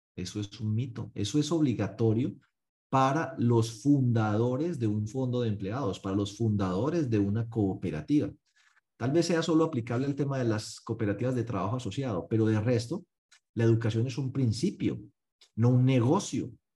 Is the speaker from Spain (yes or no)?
no; Paisa, Antioquia, Colombia; como buen paisa